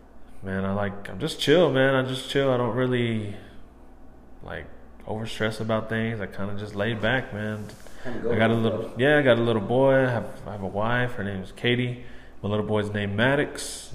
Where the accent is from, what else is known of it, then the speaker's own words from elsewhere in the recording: Plainview, Texas, United States; born and raised in Plainview, Texas.